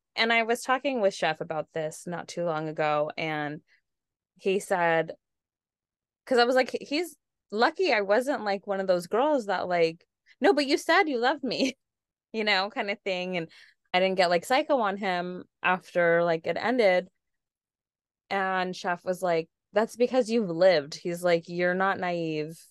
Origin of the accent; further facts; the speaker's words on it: San Diego, California, United States; I'm from San Diego, born and raised